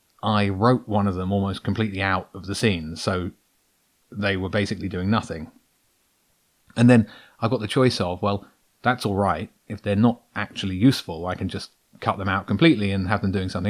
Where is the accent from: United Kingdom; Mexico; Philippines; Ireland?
United Kingdom; Brighton, South East England; I'm a guy from Brighton who likes writing